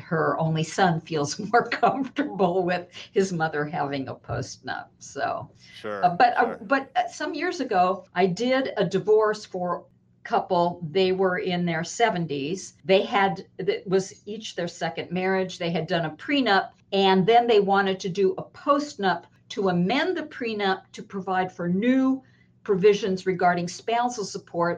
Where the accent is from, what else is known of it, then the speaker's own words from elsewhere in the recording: Los Angeles, California, United States; I am born and raised in Los Angeles.